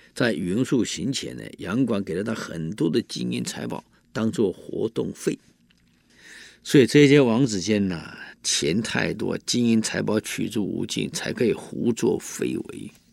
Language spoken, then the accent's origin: Chinese; Taiwan; 我们台湾人